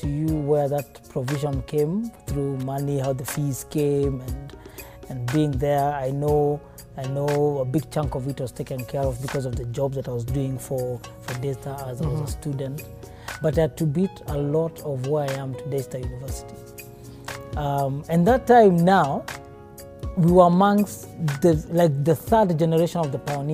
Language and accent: English; Nyeri, Nyeri County, Kenya; I grew up in Nyeri Primary School